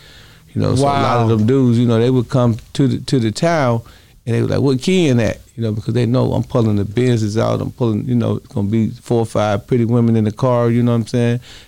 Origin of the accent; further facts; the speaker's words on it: Chicago, Illinois, United States; now in Milwaukee, United States; I think it kind of upset a lot of my brothers in Chicago, but I'm from Chicago. So, but you know, I'm a Milwaukee dude.